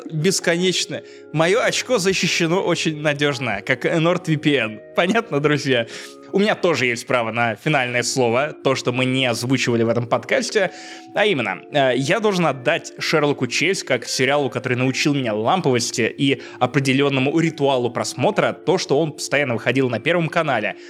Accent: Obninsk, Kaluga Oblast, Russia; now in Riga, Latvia; будучи пиздюком из Обнинска в 10 классе

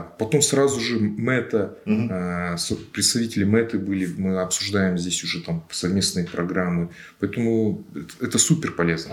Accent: Almaty, Kazakhstan; я же алматинец

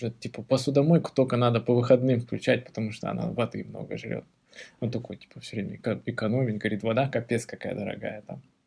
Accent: Beslan, North Ossetia–Alania, Russia; мы же из Беслана

